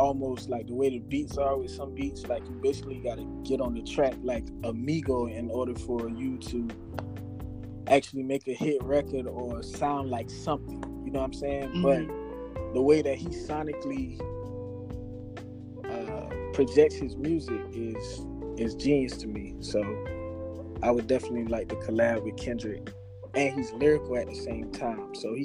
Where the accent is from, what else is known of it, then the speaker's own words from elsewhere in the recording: Sumter, South Carolina, United States; also born or lived in Manning, South Carolina; majority of my life, like my adolescence, I was in Sumter, South Carolina